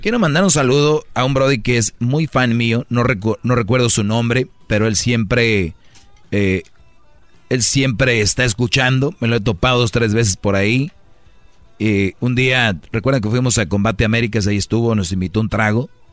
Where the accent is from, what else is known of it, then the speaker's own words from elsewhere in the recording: Mexico; nosotros, los mexicanos, latinos